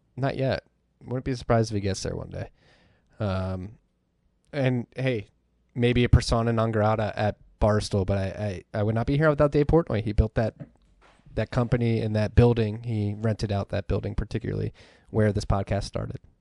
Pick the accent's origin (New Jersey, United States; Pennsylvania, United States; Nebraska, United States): Pennsylvania, United States; Philadelphia; moved away; also born or lived in New York City; I grew up in Philadelphia